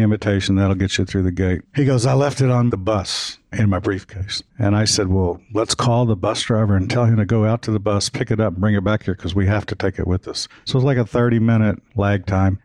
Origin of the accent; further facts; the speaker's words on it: Kentucky, United States; I was from Kentucky